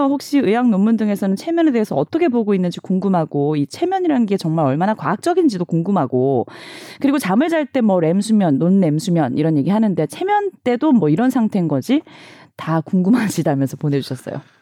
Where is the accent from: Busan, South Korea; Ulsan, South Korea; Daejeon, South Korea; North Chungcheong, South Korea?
Busan, South Korea; now in Seoul, South Korea; 저도 부산 출신이고 서울에 왔는데